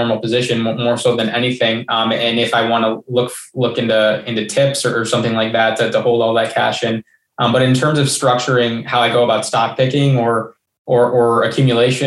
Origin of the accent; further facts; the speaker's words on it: United States; as an American